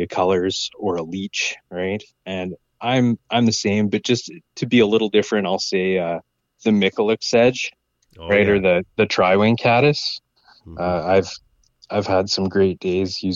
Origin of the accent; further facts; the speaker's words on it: Prince George, British Columbia, Canada; I was born in Prince George. We lived slightly outside in Salmon Valley